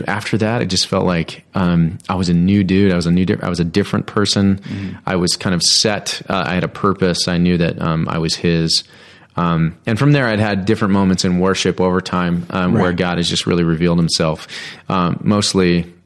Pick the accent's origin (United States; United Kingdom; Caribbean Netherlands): United States; Littleton, Colorado; also born or lived in Great Barrington, Massachusetts; we kind of landed in Littleton for a long time, like 9 years, formative years, important years, high school years